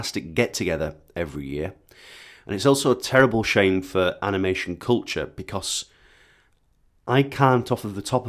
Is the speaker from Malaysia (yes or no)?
no; Bradford, Yorkshire and the Humber, United Kingdom; moved away; my yearly pilgrimage to my hometown